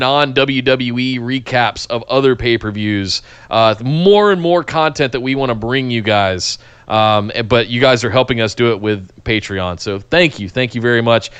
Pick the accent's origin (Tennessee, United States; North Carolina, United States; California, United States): North Carolina, United States; Charlotte; growing up in Charlotte